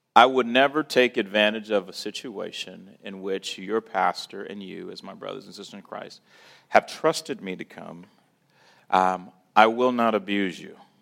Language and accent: English; St. Louis, Missouri, United States; born and raised in Saint Louis